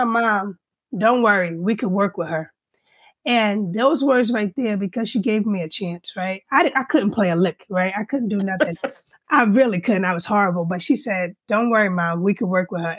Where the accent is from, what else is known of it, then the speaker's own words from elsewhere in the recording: New York, United States; now in Northern Virginia, United States; born and raised in New York, one of five children.